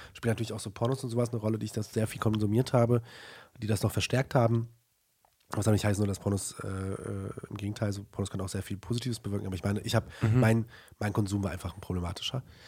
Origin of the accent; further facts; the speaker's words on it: Germany; ich bin in Deutschland aufgewachsen